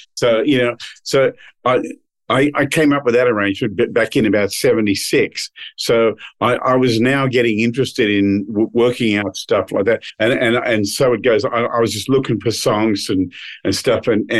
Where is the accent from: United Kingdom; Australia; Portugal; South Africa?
Australia; moved away as an adult; now in Nashville, United States; we recorded that album when I was still living in Australia. And I came over to Nashville from Australia